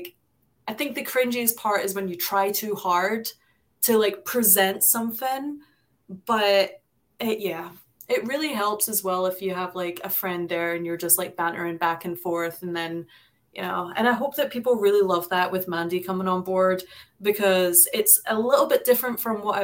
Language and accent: English; United Kingdom; moved away; I was born and raised in Britain